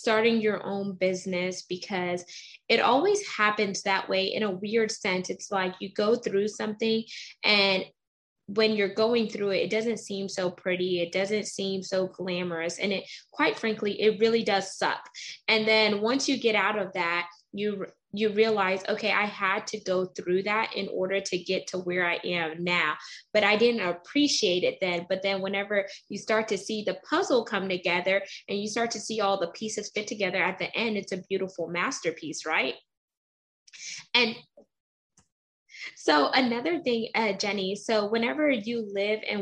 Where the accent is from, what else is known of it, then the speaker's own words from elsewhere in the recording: United States; I'm first generation American. So my dad was South American and my mom is Caribbean. So, but I grew up in the States.